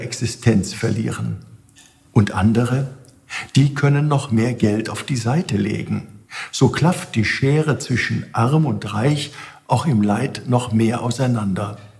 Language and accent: German; Germany; Auch hier bei uns in Deutschland